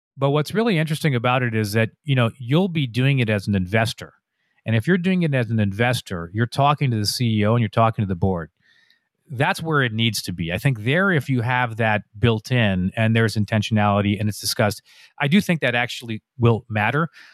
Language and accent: English; Canada; I'm a Canadian